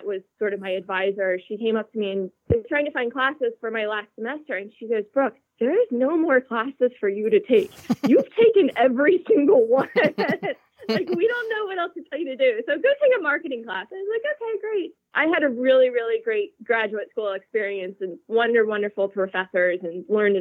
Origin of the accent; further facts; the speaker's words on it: Lancaster, Pennsylvania, United States; I'm from Lancaster, Pennsylvania, which is, you know, central PA, Amish country